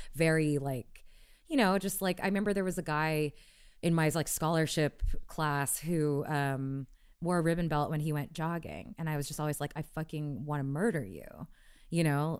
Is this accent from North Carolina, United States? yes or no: no; Houston, Texas, United States; moved away as an adult; I grew up in Houston